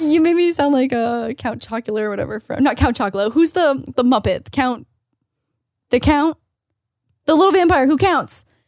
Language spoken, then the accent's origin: English; Canada; moved away; As a Canadian